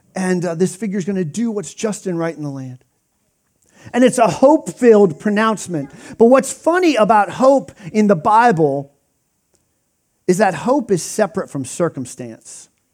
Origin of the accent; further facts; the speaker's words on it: Pennsylvania, United States; I grew up in Pennsylvania